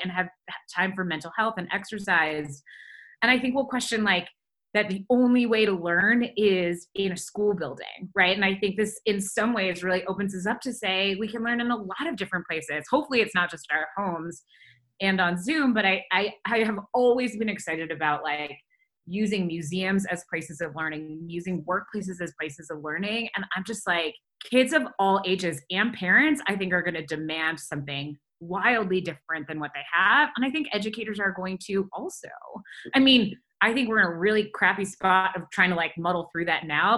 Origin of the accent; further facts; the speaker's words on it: Detroit, Michigan, United States; moved away as an adult; also born or lived in Ann Arbor, Michigan / Chicago / Los Angeles; now in Denver, United States; I grew up outside Detroit